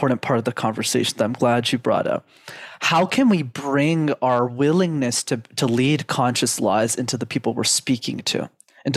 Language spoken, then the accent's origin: English; Canada; I was born and raised in Canada, first world country.